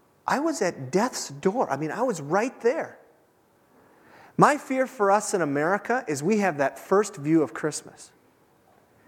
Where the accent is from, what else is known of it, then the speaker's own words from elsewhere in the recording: Minnesota, United States; we're from Minnesota